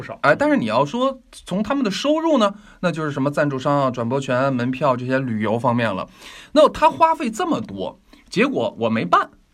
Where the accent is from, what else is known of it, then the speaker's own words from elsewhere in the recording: China; 咱们嗯。中国老百姓